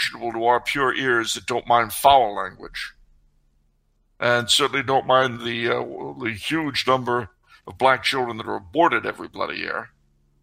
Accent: New York, United States; I was born in New York

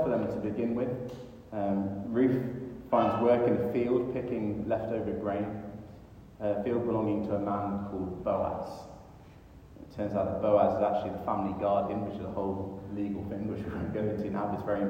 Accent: United Kingdom; we as British people

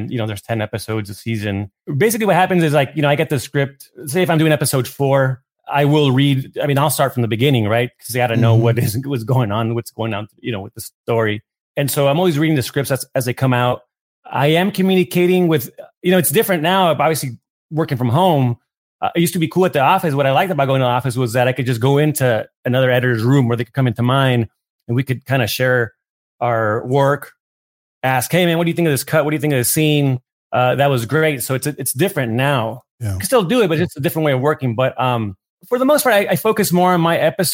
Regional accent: Tijuana, Baja California, Mexico; also born or lived in New York; now in Los Angeles, United States; I grew up in Tijuana

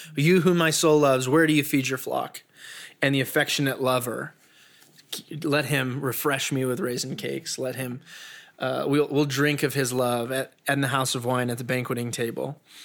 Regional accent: Peyton, Colorado, United States; growing up in Peyton, we'd always chase deer out of the yard

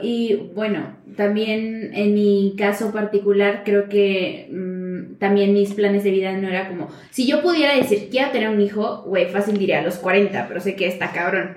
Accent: Xicotepec, Puebla, Mexico; mi pueblo mágico llamado Jicotepec.

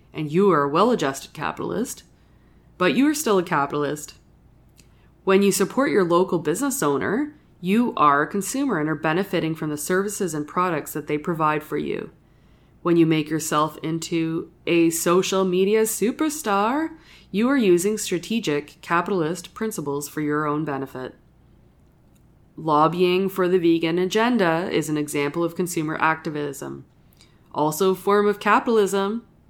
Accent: Sudbury, Ontario, Canada; I grew up in Northern Ontario and I'm a proud Northern Ontario

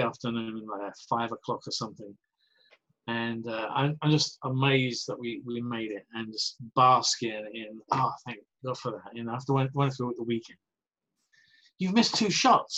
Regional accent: Essex, East of England, United Kingdom; moved away as an adult; also born or lived in San Francisco / Santa Clarita; now in Los Angeles, United States; I'm from Essex.

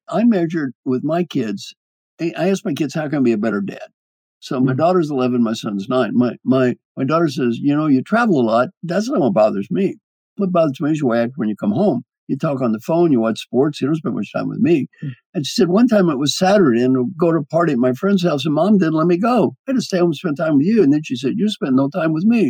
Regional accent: Kentucky, United States; I'm from Kentucky

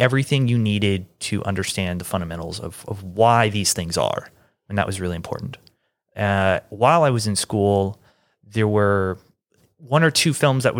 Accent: Kansas City, Missouri, United States; now in Atlanta, United States; I grew up in Kansas City.

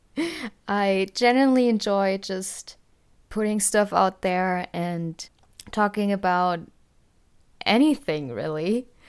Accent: Germany; I am from Germany

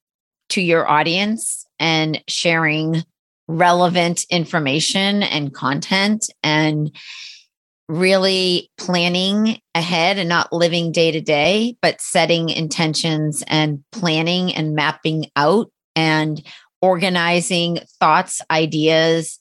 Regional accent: Boston, Massachusetts, United States; also born or lived in Cape Cod; I'm from Boston and live in a high rise right downtown

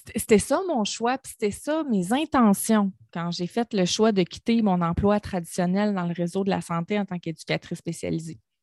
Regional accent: Gaspésie, Quebec, Canada; moved away; la Gaspésie, c'est ma région natale. Je viens de la Gaspésie, je suis une fière gaspésienne

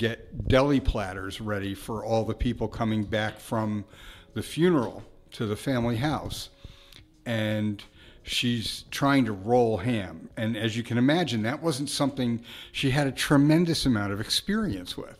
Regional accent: New York City, New York, United States; I was born in Brooklyn

